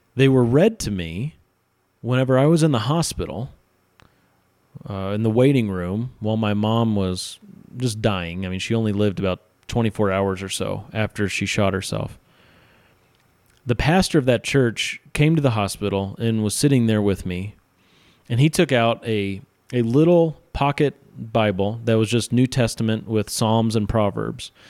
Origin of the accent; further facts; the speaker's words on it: central Missouri, United States; moved away as an adult; now in Utah, United States; I'm not from Utah. I've been out here a little over eight years. I am from central Missouri, and I grew up in, uh, a place where lots of people claim to be Christian